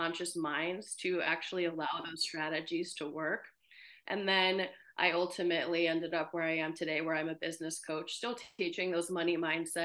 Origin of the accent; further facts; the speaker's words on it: United States; also born or lived in Ukraine; I moved to the US with my parents when I was about 4 years old